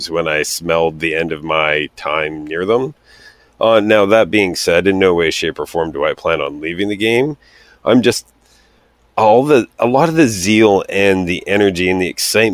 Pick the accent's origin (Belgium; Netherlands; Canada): Canada; I'm Canadian